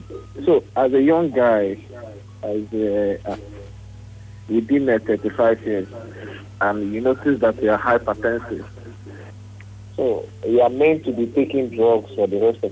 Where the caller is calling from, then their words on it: Kenya; calling from Kenya.